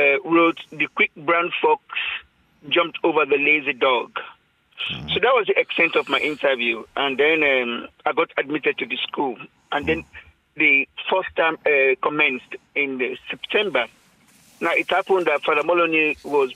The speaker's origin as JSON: {"language": "English", "country": "Sierra Leone", "tie": "born or raised there", "said": "When I was growing up in Sierra Leone, and that was my very first time leaving home"}